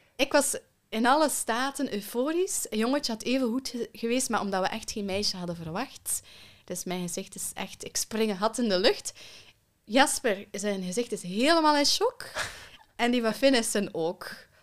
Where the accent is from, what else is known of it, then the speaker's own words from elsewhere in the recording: Belgium; also born or lived in Kenya; En dan zijn we met z'n allen naar België verhuisd.